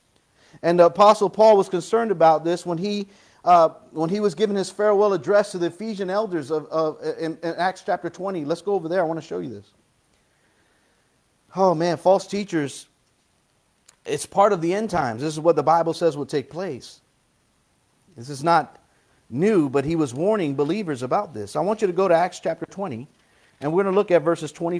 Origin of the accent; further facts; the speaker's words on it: United States; I'm an American